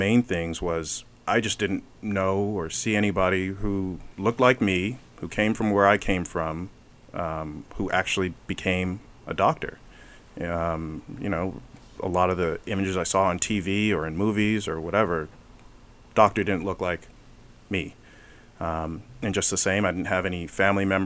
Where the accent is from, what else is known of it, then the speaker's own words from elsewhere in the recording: Los Angeles, California, United States; also born or lived in Atlanta; growing up in the Hyde Park area, I grew up, basically the main cross streets were Arlington and Van Ness, pretty darn close to Slauson and Crenshaw